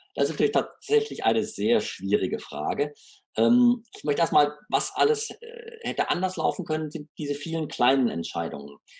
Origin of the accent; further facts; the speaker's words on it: Freiburg, Baden-Württemberg, Germany; meiner Heimatstadt Freiburg